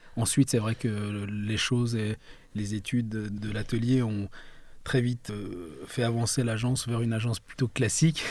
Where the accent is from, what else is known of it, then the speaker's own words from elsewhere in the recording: France; also born or lived in Mashhad, Iran; On est venu en France dans un premier temps à l'âge de quand j'avais 3 ans